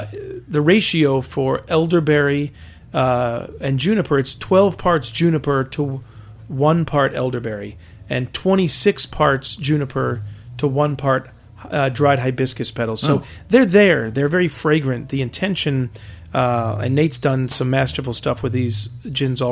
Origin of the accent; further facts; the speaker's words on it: Maryland, United States; now in New York, United States; I'm from Maryland originally, grew up with a wonderful heritage of rye whiskey